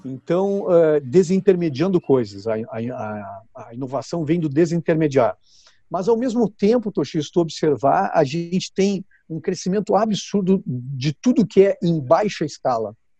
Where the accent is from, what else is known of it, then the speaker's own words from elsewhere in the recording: Porto Alegre, Rio Grande do Sul, Brazil; Eu nasci em uma cidade chamada Rio Grande, que é bem no sul do Brasil, uhum. é, e me criei em Porto Alegre